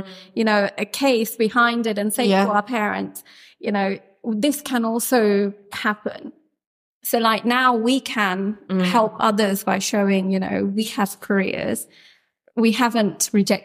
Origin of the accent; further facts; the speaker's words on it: London, United Kingdom; I was born in Camden and I grew up here